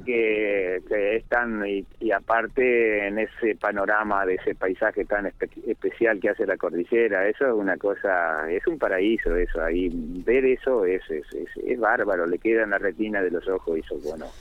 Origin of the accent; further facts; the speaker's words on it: San Pedro, Buenos Aires Province, Argentina; moved away; also born or lived in 25 de Mayo; Yo soy oriundo de San Pedro